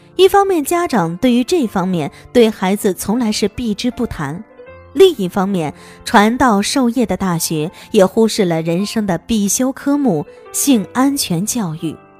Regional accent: Hunan, China; 作为湖南人

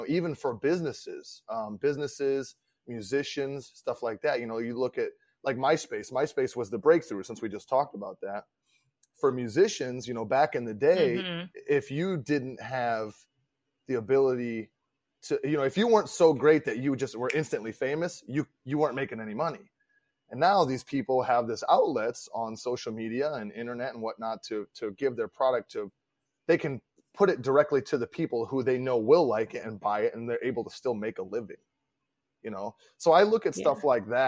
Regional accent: Midwest, United States; now in Florida, United States; I live in Florida now and I'm not from Florida. I'm from the Midwest

